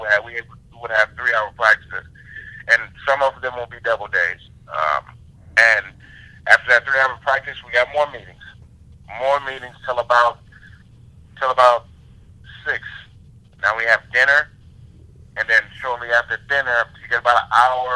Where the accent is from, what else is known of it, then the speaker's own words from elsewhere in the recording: San Francisco, California, United States; I was from San Francisco